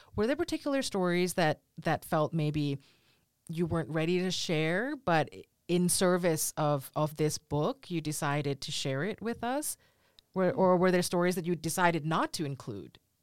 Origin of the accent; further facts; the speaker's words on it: United States; as a Thai American that's far away